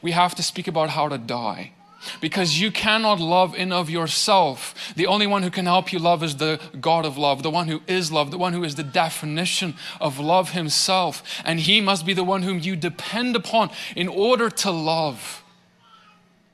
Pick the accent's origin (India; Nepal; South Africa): South Africa; now in Tennessee, United States; I come from South Africa. There were not nearly as many trees where I grew up.